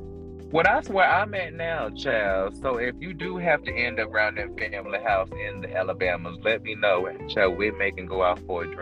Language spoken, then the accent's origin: English; Fayetteville, North Carolina, United States; also born or lived in Douglasville, Georgia; I'm from North Carolina, but I was raised back and forth between Fayetteville and Douglasville, Georgia.